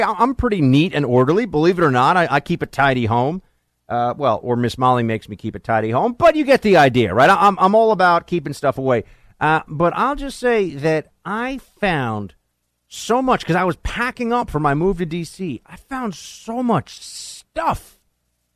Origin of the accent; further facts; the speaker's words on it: New York, United States; as a New Yorker